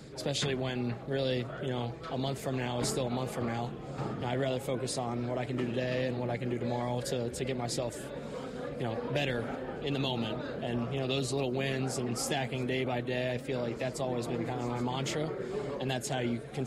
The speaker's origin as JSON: {"language": "English", "town": "Cincinnati", "region": "Ohio", "country": "United States", "tie": "born or raised there", "moved": "as an adult", "lives_now": "Green Bay, United States", "said": "my hometown of Cincy"}